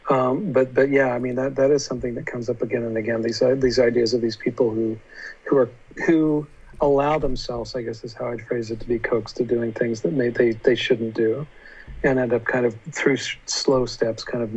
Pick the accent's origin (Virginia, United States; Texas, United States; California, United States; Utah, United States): Utah, United States; when I was a kid growing up in Utah